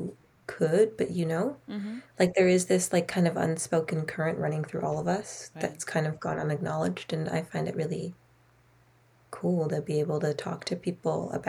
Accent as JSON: {"language": "English", "area": "Gulf Islands", "region": "British Columbia", "country": "Canada", "tie": "born or raised there", "also_born_or_lived": "Toronto, Canada", "said": "they live where we do, on the Gulf Islands, really secluded"}